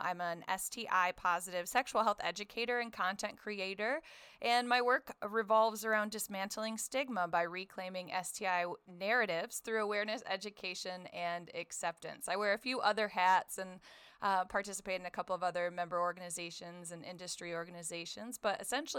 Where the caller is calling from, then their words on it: Asheville, North Carolina, United States; I'm calling from the mountains, Asheville, North Carolina, USA.